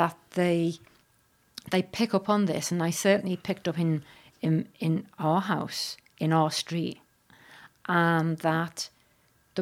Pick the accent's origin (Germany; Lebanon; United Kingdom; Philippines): United Kingdom; Liverpool, North West England; I'm originally from Liverpool